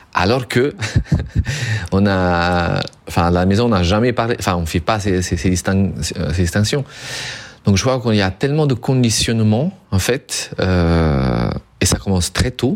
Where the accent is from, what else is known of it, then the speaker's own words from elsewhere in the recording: Southern Italy, Italy; moved away as an adult; also born or lived in northern Europe; je viens du sud de l'Italie